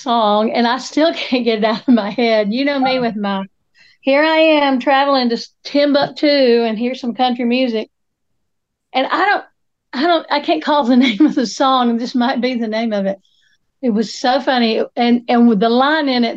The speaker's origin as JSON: {"language": "English", "region": "Appalachia", "country": "United States", "said": "as Appalachian women"}